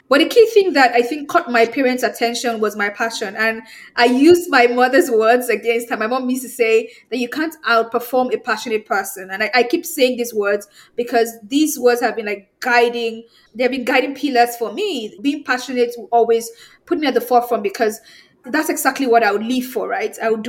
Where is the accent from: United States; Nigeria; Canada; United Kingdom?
Nigeria; I'm from Nigeria.